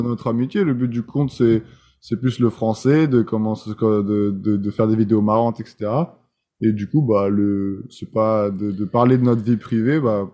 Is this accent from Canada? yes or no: no; France; first language French; moved away as an adult; now in United States